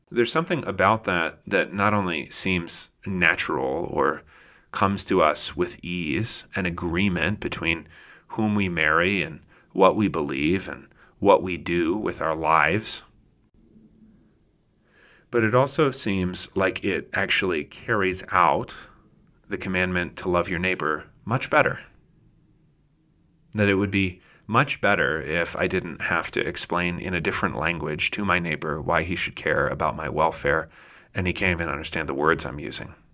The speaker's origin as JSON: {"language": "English", "region": "Pennsylvania", "country": "United States", "tie": "born or raised there", "moved": "yes", "said": "a Pennsylvanian from my hometown, Conrad Richter"}